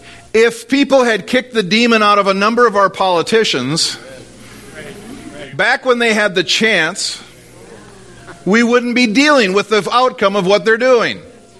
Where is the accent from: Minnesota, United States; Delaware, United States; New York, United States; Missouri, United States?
Minnesota, United States; Well, I don't. I'm from Minnesota. I don't cast out demons.